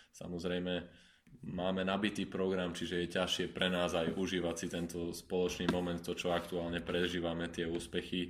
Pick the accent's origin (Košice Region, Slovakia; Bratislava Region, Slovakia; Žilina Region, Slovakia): Bratislava Region, Slovakia; Bratislava; ja som chalan z Bratislavy a a niektorých ľudí priamo z toho teda nášho kotlu poznám e, osobne, niektorými som vyrastal